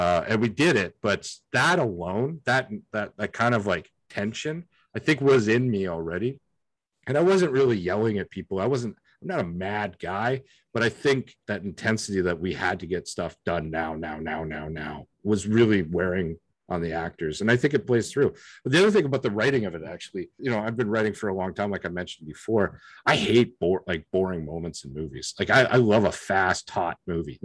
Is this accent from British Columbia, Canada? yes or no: no; Lethbridge, Alberta, Canada; moved away as an adult; now in Vancouver, Canada; I grew up personally in Lethbridge, which isn't far